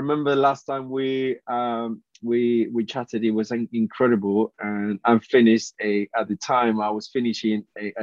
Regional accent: Colombia; English is a second language; moved away as an adult; now in United Kingdom; I graduated from university back in Colombia.

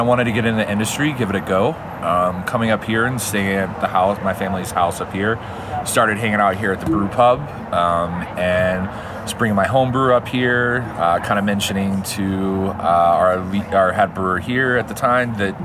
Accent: Dallas, Texas, United States; moved away; I grew up in Dallas, Texas

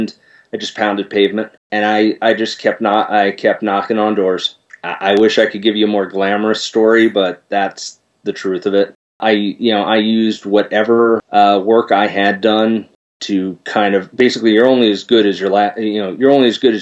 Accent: Philadelphia, Pennsylvania, United States; my hometown of Philadelphia

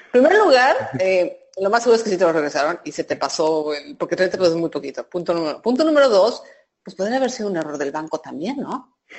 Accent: Mexico

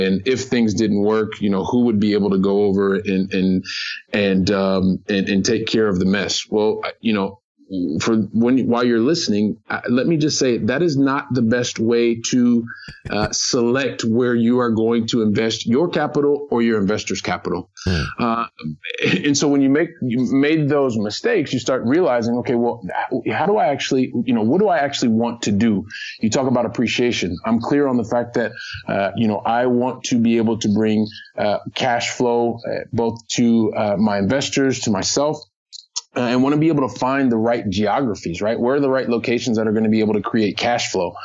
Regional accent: United States; now in Barcelona, Spain; I'm an American guy. I'm living here

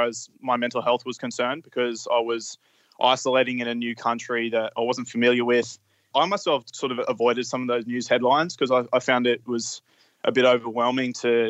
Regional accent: Australia; moved away as an adult; now in Malta; I'd only just moved from Australia to Malta in February

